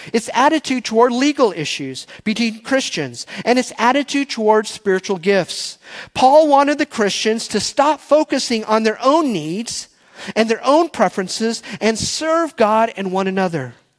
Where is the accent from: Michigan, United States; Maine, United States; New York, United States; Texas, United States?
Texas, United States; I was born and raised in Texas. My first words were y'all and barbecue